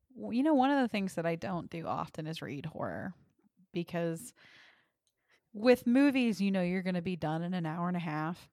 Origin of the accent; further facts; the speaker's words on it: the South, United States; I'm from the South